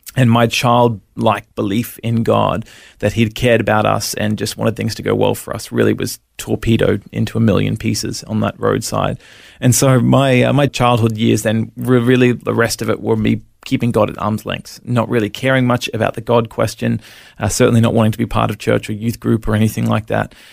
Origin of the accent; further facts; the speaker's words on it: Brisbane, Queensland, Australia; also born or lived in Melbourne, Victoria; we moved up to Brisbane when I was five and sort of lived in the Sunshine State ever since